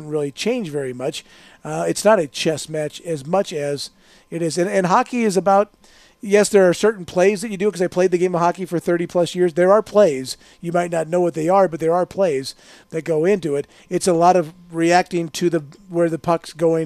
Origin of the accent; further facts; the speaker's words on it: St. Louis, Missouri, United States; also born or lived in Aurora, Illinois; now in Las Vegas, United States; growing up in St. Louis, listening to Jack Buck